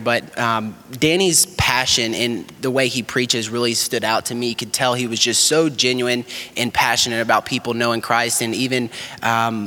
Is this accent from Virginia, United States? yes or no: no; Murfreesboro, Tennessee, United States; moved away as an adult; also born or lived in Kentucky; I'm from Tennessee, Murfreesboro, Tennessee, and grew up there my whole life.